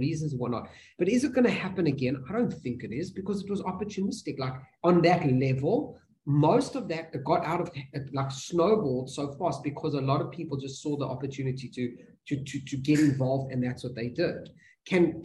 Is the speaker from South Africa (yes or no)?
yes; South Africa